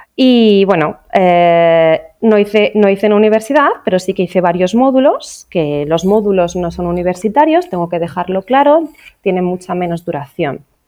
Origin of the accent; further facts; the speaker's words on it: Asturias, Spain; now in Orihuela Costa, Spain; Originariamente, la verdad es que no soy de aquí, en realidad yo soy de Asturias